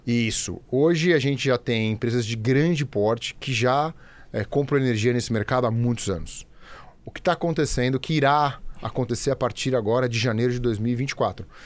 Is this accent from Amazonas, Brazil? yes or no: no; São Paulo, Brazil; also born or lived in Campinas; eu sou paulistano, paulistano de nascença, é, nascido, criado, morei é, muitos anos aqui na cidade